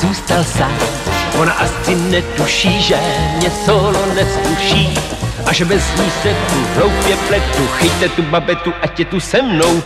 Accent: Hobšovice, Central Bohemian Region, Czechia; jsem z Hopšovic, eh, od Slanýho, tady kousek vlastně za okay. Prahou.

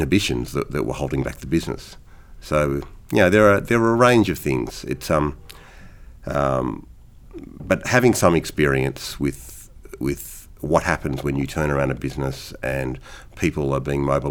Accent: Sydney, New South Wales, Australia; moved away; I grew up playing in Sydney

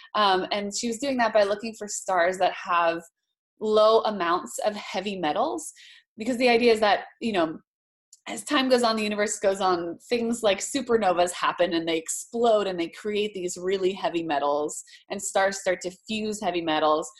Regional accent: Hawaii, United States; moved away; also born or lived in Boston; I grew up in Hawaii

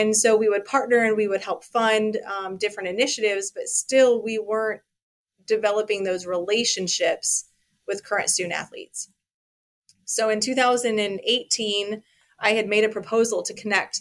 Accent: Colorado, United States; moved away as an adult; now in Ames, United States; I'm originally from Colorado.

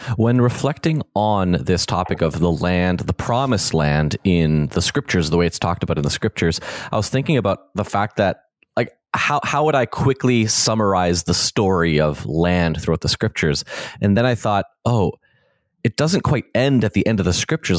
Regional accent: Canada; the way that I grew up in in Canada in the 21st century

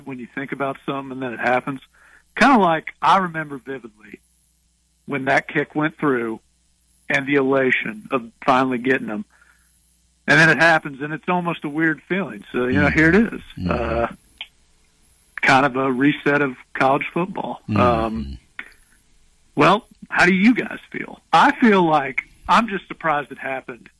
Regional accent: Indiana, United States; I'm not from the South. I'm from Indiana

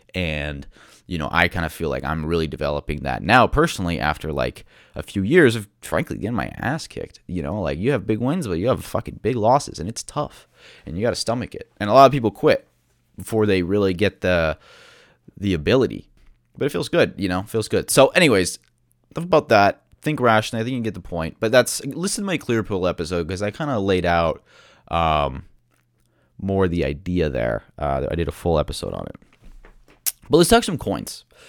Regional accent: United States; being an American

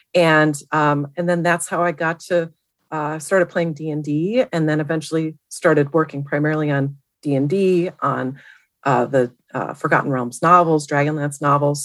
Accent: Milwaukee, Wisconsin, United States; moved away as an adult; also born or lived in Madison, Wisconsin; now in Seattle, United States; I grew up in Milwaukee area

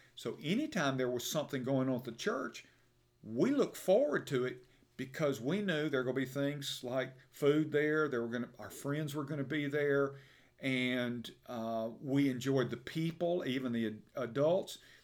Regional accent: Birmingham, Alabama, United States; I'm from Birmingham, uh, and for those who are listening outside of the state, about Birmingham, Alabama.

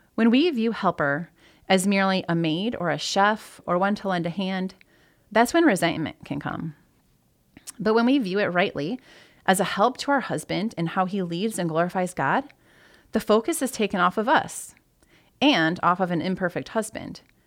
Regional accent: Michigan, United States; moved away as an adult; also born or lived in Maryland / Toledo, Ohio; I grew up in Michigan, so moving to Ohio

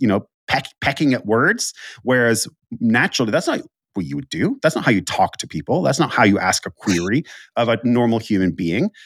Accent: Finland; I'm from Finland

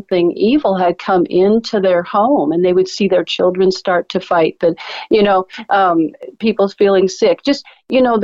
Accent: Alaska, United States; now in Oklahoma, United States; I grew up in Alaska

